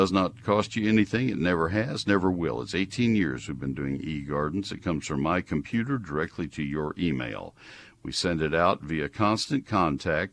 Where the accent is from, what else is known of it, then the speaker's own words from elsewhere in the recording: College Station, Texas, United States; also born or lived in Alpine, Texas; Bryan College Station, my hometown where I grew up